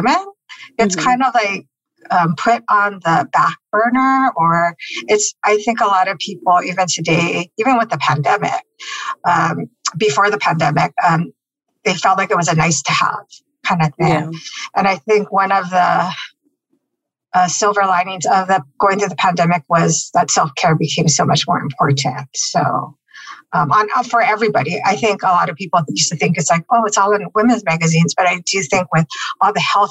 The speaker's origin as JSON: {"language": "English", "town": "Honolulu", "region": "Hawaii", "country": "United States", "tie": "born or raised there", "moved": "yes", "lives_now": "San Francisco, United States", "said": "I grew up in Honolulu, Hawaii, in the 50th state"}